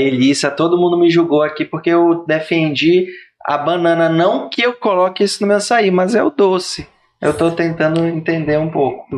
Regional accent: Pará, Brazil; eu não sou paraense raiz, eu sou Nutella

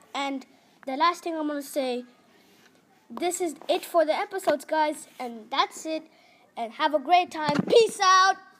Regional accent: India; now in Utrecht, Netherlands; I'm from India, and the school I am in is called the ISU, stand for International School Utrecht

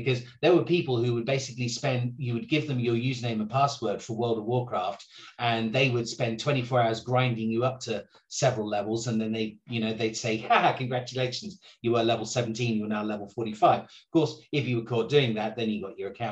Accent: England, United Kingdom; I'm English

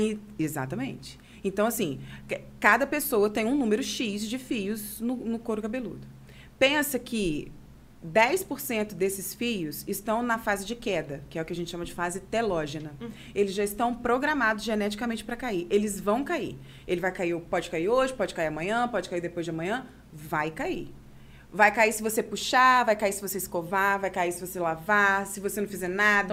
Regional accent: Itaperuna, Rio de Janeiro, Brazil; also born or lived in Miracema; Eu sou nascida e criada aqui.

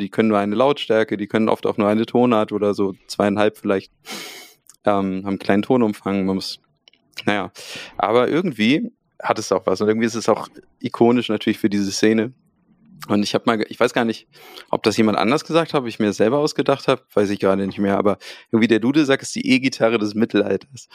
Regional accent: Hamburg, Germany; wir kommen aus Hamburg. Ähm, deswegen spreche ich es auch so aus, Hamburg.

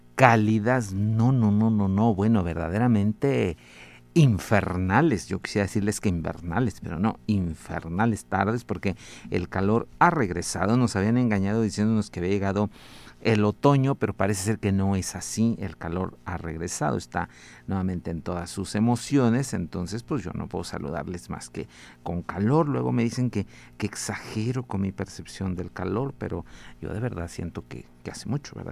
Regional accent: Mexico; siempre nos dará un gran orgullo como mexicanos

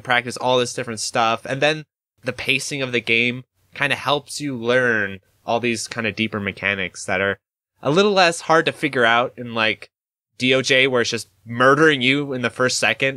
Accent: Idaho, United States; I'm from Idaho

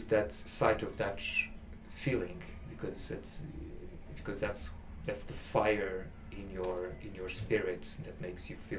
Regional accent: Portugal; moved away as an adult; also born or lived in Angola / England; now in Sheffield, United Kingdom; I am from Portugal because that's the culture, that's the country where I grew up, and that's my citizenship.

